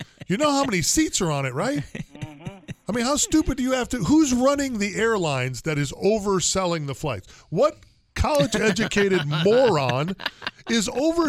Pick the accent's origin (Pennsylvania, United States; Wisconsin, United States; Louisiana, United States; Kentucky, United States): Wisconsin, United States; moved away as an adult; I left home at 18, went in the military, been back and forth from Europe. I'm watching the weather. I grew up in Wisconsin.